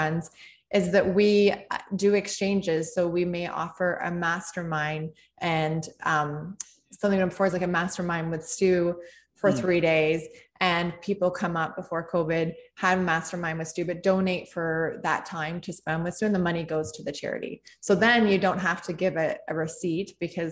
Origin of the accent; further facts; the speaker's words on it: Canada; being Canadian, it started in Canada. I mean, we live in Canada